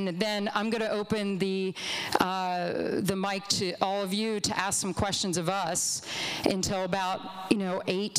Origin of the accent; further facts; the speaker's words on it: Olney, Maryland, United States; and I was raised in Olney, Maryland.